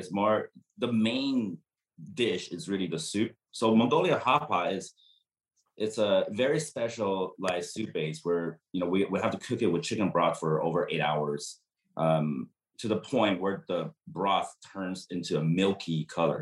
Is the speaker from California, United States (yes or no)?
yes; San Diego, California, United States; I did my hometown right